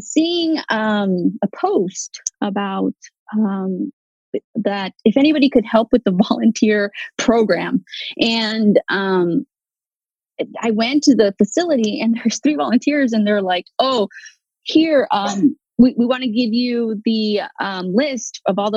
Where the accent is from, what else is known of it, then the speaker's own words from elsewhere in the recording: Los Angeles, California, United States; I'm from the Valley, the San Fernando Valley